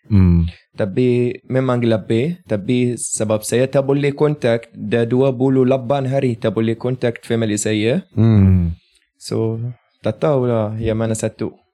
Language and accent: Malay; Gaza, Gaza Strip, Palestine; Malay is a second language; moved away as an adult; now in Malaysia; saya orang Palestin saya dari daripada Gaza.